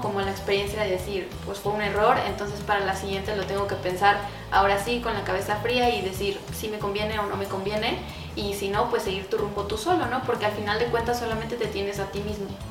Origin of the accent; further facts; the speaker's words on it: Mexico; nosotros como luchadores mexicanos que estamos de extranjeros aquí en Estados Unidos